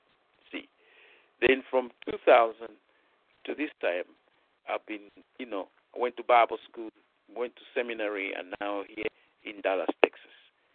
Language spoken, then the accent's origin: English; Nigeria; moved away; I've been in full-time ministry when I came from Nigeria in 1984 until the year 2000.